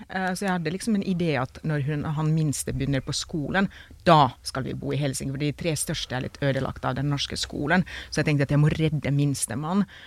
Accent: Finland; Norwegian is a second language; now in Norway

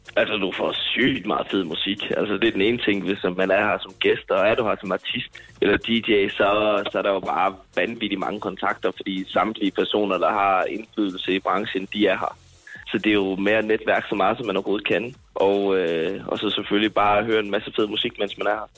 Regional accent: Jutland, Denmark; jeg er meget jyde

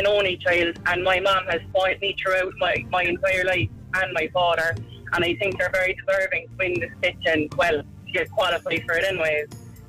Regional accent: Inishannon, Munster, Ireland; For the first year of my life, we lived in my grandmother's house while they built our house out in Inishannon.

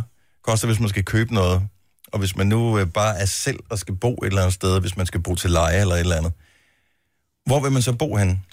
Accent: Funen, Southern Denmark, Denmark; born or raised there; now in Roskilde, Denmark

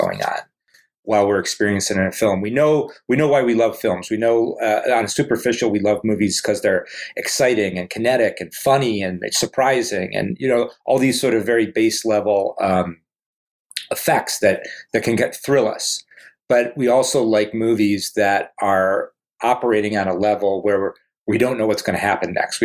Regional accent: Cleveland, Ohio, United States; our growing up in Cleveland

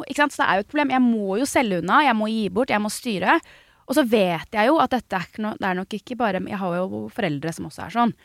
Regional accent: United States; hjemme i Statene

